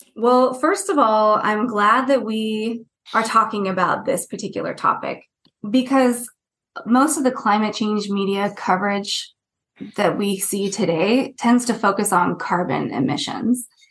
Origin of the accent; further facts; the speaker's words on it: Northern Central Valley of California, United States; moved away as an adult; also born or lived in Santa Cruz, California / Wellington, New Zealand / Canterbury, New Zealand / Bay Area, California; I grew up in the Central Valley of California, in the Northern Central Valley, in a very rural area